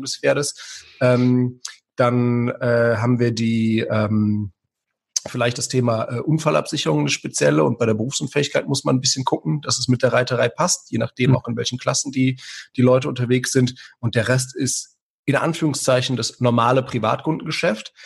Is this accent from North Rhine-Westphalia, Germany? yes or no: yes; Aachen, North Rhine-Westphalia, Germany; moved away as an adult; now in Lower Rhine, Germany; ich komme ja aus Aachen ursprünglich